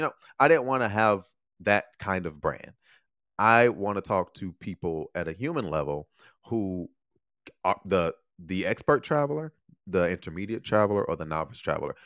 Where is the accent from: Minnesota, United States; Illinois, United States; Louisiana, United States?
Illinois, United States; Chicago; moved away; I'm from Chicago.